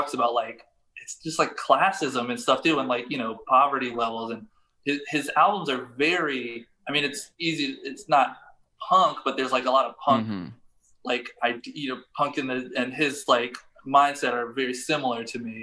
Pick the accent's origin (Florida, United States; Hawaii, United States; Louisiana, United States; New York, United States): Louisiana, United States; Baton Rouge; I'm from Baton Rouge, like an hour and a half away